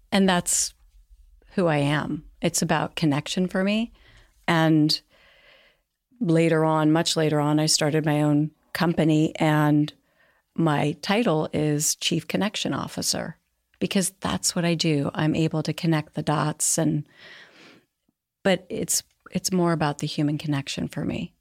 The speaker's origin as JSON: {"language": "English", "area": "Marin County", "region": "California", "country": "United States", "tie": "born or raised there", "moved": "as an adult", "lives_now": "New York, United States", "said": "grew up in Marin County, but I was born in New York and then at ten moved to California"}